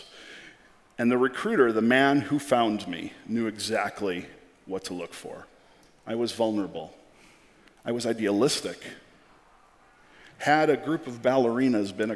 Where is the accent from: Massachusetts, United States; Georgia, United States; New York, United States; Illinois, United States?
Illinois, United States; Chicago; I come from Chicago